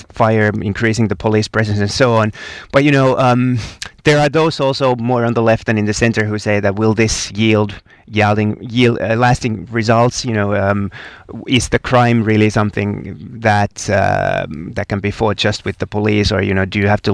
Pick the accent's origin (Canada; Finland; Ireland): Finland; Finns are really flexible about that.